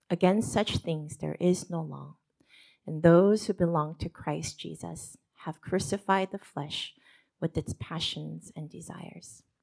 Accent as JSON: {"language": "English", "region": "New Jersey", "country": "United States", "tie": "born or raised there", "accent": "New Jersey", "said": "Some of you know that I grew up in New Jersey, and you know, I practiced hard to actually get rid of my New Jersey accent when preaching"}